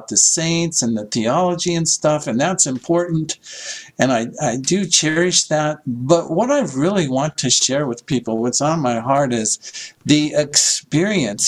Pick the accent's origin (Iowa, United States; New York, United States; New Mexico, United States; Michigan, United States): Iowa, United States; moved away as an adult; also born or lived in San Diego; So I grew up in Iowa, not a lot of beachfront property in Iowa.